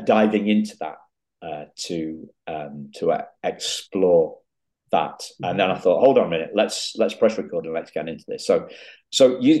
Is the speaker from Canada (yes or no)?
no; England, United Kingdom; I'm an English gentleman